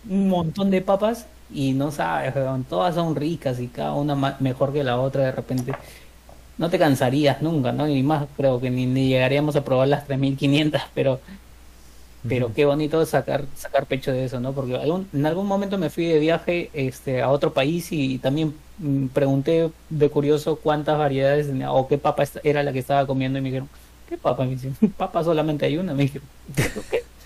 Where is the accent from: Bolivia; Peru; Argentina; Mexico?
Peru; como peruano